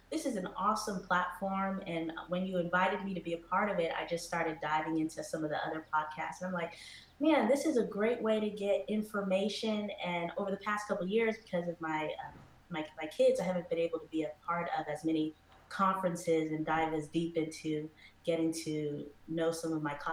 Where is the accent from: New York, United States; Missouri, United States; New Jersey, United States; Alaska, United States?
New Jersey, United States; also born or lived in Haiti; was adopted from Haiti when I was two years old with my twin brother. Um, and I grew up in New Jersey with uh, two great, amazing parents and my twin and my little brother